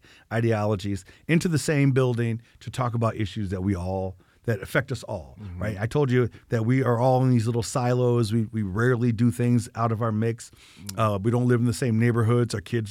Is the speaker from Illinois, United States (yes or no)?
yes; Chicago, Illinois, United States; You know, we grew up in Chicago that there was. They were everywhere in Chicago.